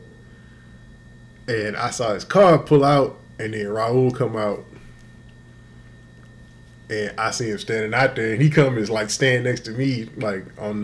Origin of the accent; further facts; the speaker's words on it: Houston, Texas, United States; I'm from Houston